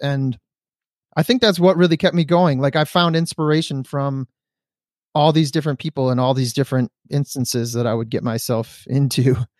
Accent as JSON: {"language": "English", "town": "Detroit", "region": "Michigan", "country": "United States", "moved": "yes", "lives_now": "California, United States", "said": "I'm from Detroit, Michigan, so being in California in wintertime means you don't have to shovel snow"}